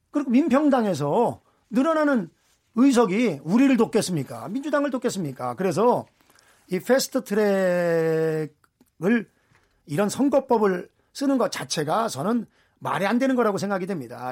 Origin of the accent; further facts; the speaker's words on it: Anseong, Gyeonggi Province, South Korea; 안성 출신